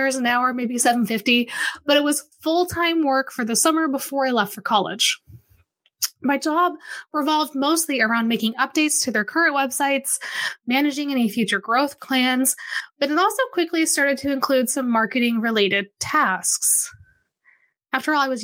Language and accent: English; Wichita, Kansas, United States; moved away as an adult; I grew up here in Wichita, Kansas. I moved back here a few years ago